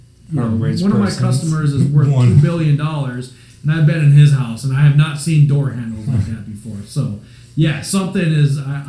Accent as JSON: {"language": "English", "region": "Minnesota", "country": "United States", "moved": "yes", "lives_now": "Iowa, United States", "said": "I'm from Minnesota. I live in Iowa"}